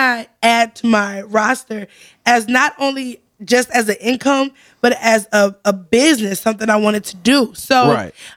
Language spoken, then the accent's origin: English; Zion, Illinois, United States; I grew up in Zion